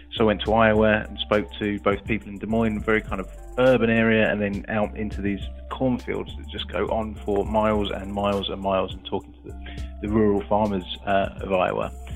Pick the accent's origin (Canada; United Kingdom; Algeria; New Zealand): United Kingdom; England; being an Englishman abroad